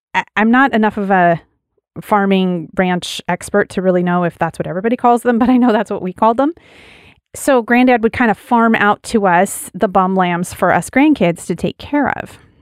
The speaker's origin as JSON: {"language": "English", "region": "Wyoming", "country": "United States", "tie": "born or raised there", "said": "As a kid, I, I grew up in Wyoming on a big ranch, and we had sheep."}